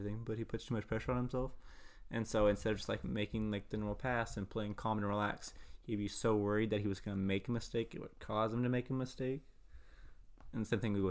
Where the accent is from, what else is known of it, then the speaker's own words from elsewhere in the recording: Louisville area, Kentucky, United States; We're basically from Louisville